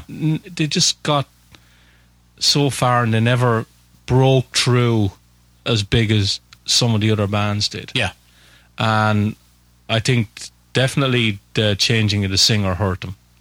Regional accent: Waterford, Munster, Ireland; I am from Waterford in Southern Ireland.

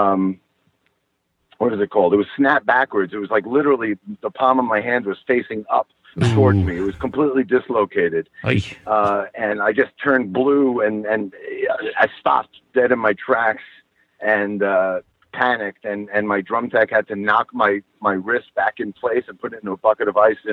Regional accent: Long Island, New York, United States; I grew up on Long Island.

